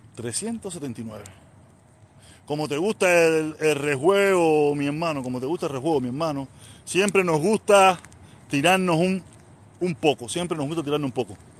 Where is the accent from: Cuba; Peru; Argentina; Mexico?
Cuba; Havana; moved away as an adult; now in United States; Yo soy de La Habana. Yo soy de Vedado. Nací en maternidad de línea. Y me crié en Calzada en Terijota, me crié en Santo Suárez